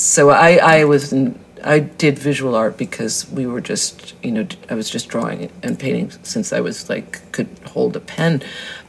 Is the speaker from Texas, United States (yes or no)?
no; Greenwich, Connecticut, United States; I was born in Greenwich, Connecticut